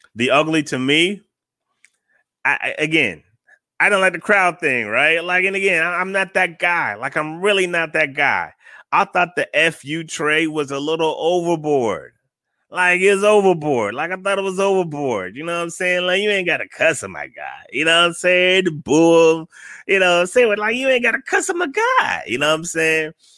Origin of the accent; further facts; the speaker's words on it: Florida, United States; now in Atlanta, United States; I'm from Florida. I'm from here